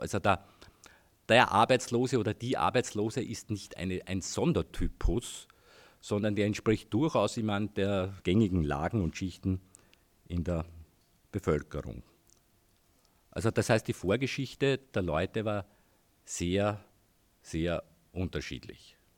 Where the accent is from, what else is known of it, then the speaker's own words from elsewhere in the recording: Heidenreichstein, Lower Austria, Austria; ich komme aus Heidenreichstein, war dort irgendwie auch politisch aktiv über zehn Jahre Gemeinderat der alternativen Liste in Heidenreichstein